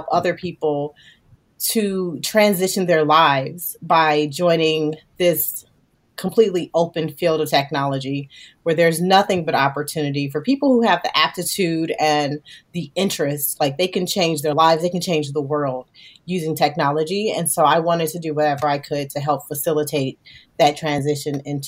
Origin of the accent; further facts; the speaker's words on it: Gary, Indiana, United States; I was literally a little girl coming out of Gary, Indiana.